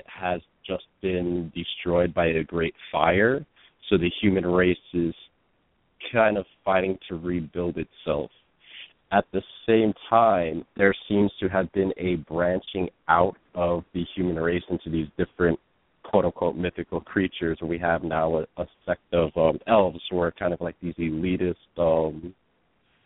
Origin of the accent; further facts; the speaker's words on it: New York City, New York, United States; I grew up in Brooklyn, mostly in the Bushwick and Ridgewood neighborhoods. And I've lived in New York most of my life.